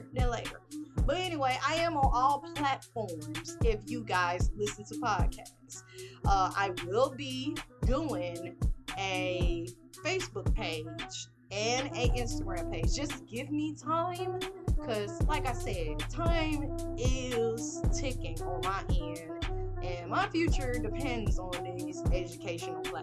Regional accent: Greenville, Mississippi, United States; moved away; I was born in 88 in Greenville, throughout my years of growing up

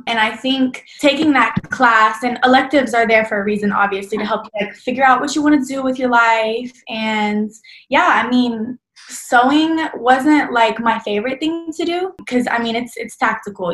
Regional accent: Dallas, Texas, United States; I'm from Dallas, Texas, born and raised. I'll probably stay here for as long as I can

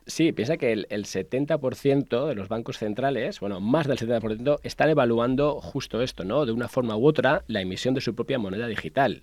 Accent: Majorca, Balearic Islands, Spain; now in Madrid, Spain; yo que soy mallorquín

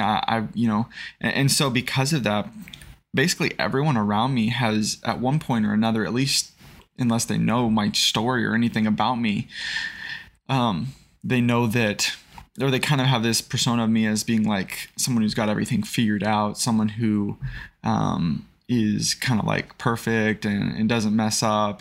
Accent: Springfield, Missouri, United States; also born or lived in Idaho; I was born in Idaho. Um, didn't, I've lived most of my life here in the Springfield, Missouri area.

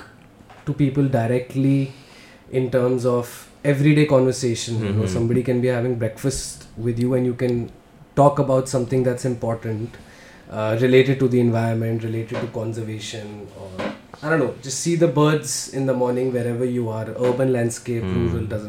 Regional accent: Delhi, India; I am essentially a filmmaker born and brought up in Delhi. Did my schooling here, did my college here

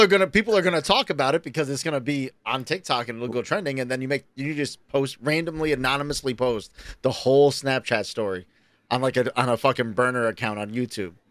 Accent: New York, United States; I'm a New Yorker

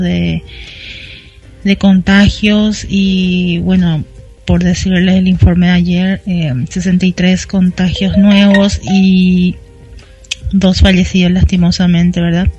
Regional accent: Paraguay; also born or lived in Asunción; acá en mi país

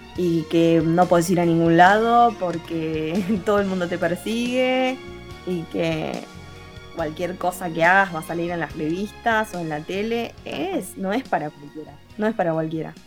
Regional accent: Argentina; nosotros acá en Argentina

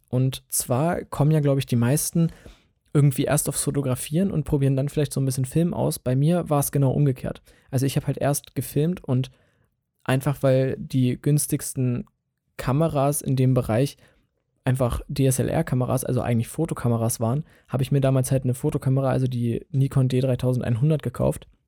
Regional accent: Hanover, Lower Saxony, Germany; Und ich komme aus Hannover, also aus der Region Hannover. Ähm, so ein bisschen, weiß ich nicht, 20 Kilometer westlich von Hannover.

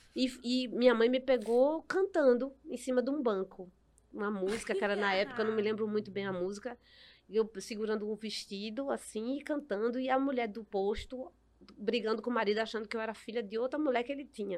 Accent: Recife, Pernambuco, Brazil; minha infância foi toda na, em Casa Amarela, né? Uhum. No Alto do Mandu

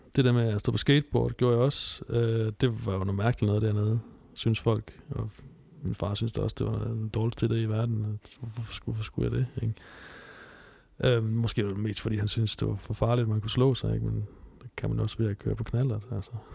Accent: Southern Jutland, Southern Denmark, Denmark; moved away; jeg voksede op i Sønderjylland

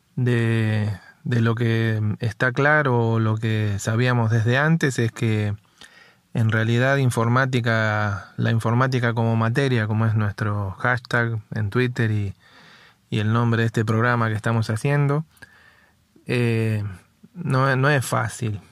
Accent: Buenos Aires, Argentina; yo soy de Capital Federal

